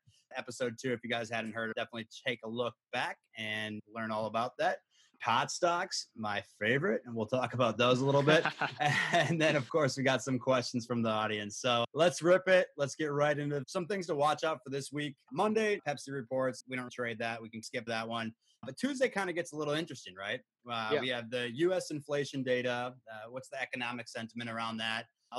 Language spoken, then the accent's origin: English; New York, United States; I'm from New York. Zero deaths in New York City today.